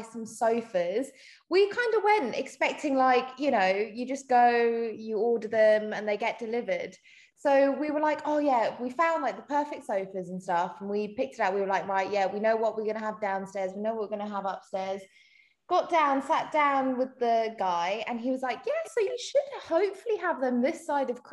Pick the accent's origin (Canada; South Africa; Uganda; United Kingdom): South Africa; moved away; I'm not even English. I'm actually South African.